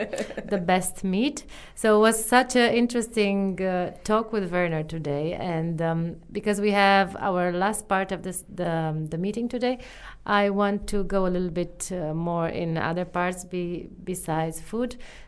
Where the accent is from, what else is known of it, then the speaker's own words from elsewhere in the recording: Romania; now in New Zealand; I'm from Romania